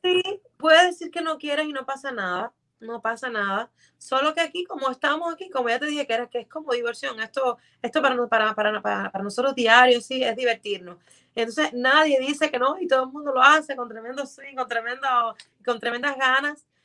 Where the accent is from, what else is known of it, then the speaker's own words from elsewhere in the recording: Cuba; moved away as an adult; also born or lived in Mexico; now in Miami, United States; Yo salí de Cuba en el 2014